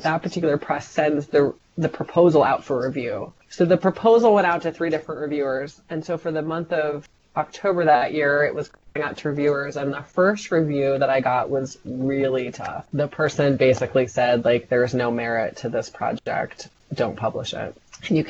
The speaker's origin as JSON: {"language": "English", "country": "United States", "said": "I'm American"}